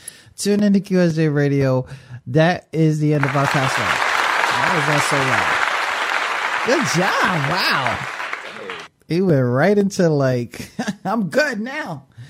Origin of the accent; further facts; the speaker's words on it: Philippines; I'm eating goat, and I'm going, and I'm Filipino.